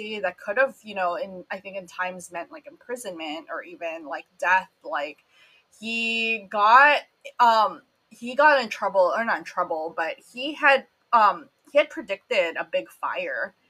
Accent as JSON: {"language": "English", "country": "Philippines", "said": "I'm Filipino"}